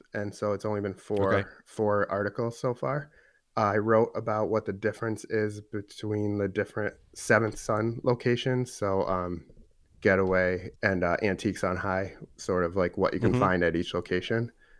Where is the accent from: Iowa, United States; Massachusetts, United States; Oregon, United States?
Massachusetts, United States; Boston; now in Columbus, United States; I moved to Columbus a few years ago and have been digging deep into the beer scene because I came from Boston